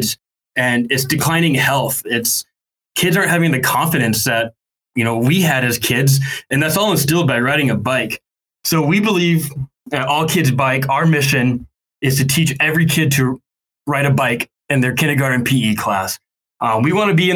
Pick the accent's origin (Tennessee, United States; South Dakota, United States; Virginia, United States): South Dakota, United States; Rapid City; Strider is actually headquartered, in my hometown. So you have this global company in small town, Rapid City, South Dakota